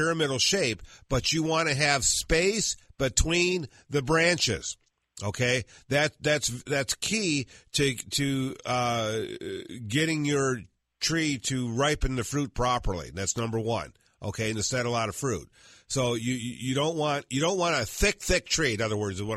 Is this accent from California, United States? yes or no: no; Michigan, United States; moved away; I'm from Michigan